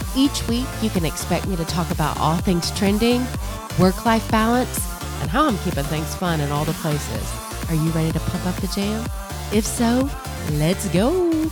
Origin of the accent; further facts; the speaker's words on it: Murfreesboro, Tennessee, United States; moved away; I moved away from Murfreesboro and grew up a lot outside of Murfreesboro